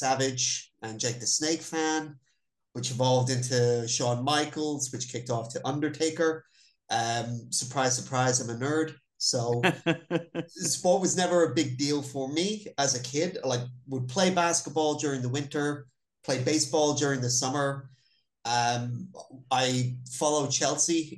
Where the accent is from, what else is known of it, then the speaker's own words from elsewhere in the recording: Ireland; I was born in Ireland